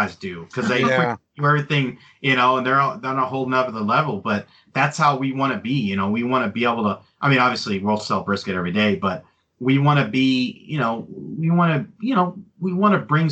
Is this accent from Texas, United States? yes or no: yes; Abilene, Texas, United States; also born or lived in Greenwood; I was born in Abilene